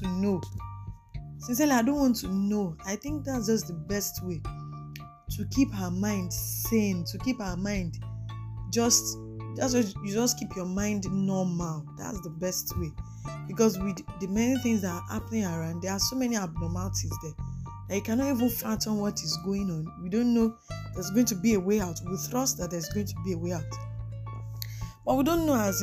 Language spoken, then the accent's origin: English; Nigeria; Nigeria is my country. I live in Nigeria